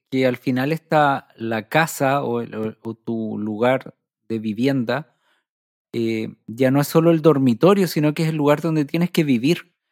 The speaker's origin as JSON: {"language": "Spanish", "town": "Viña del Mar", "region": "Valparaíso", "country": "Chile", "tie": "born or raised there", "said": "mi abuelo, eh, donde yo crecí en Forestal, era la, población de la, de la, refinería de azúcar, la CRAP, que eran, eran casas, que hay una, parte forestal donde son todas las casas iguales y son grandes"}